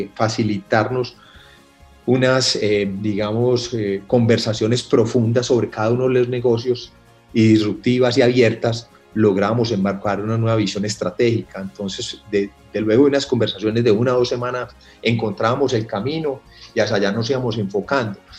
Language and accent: Spanish; Paisa, Antioquia, Colombia; yo vengo de una familia muy comerciante, como buenos paisas.